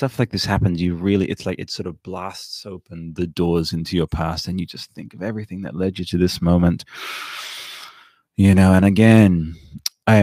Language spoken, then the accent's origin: English; Canberra, Australian Capital Territory, Australia; when I was coming up in Canberra, basically I had these like dual, like I'm Australian, I'm Canberran proudly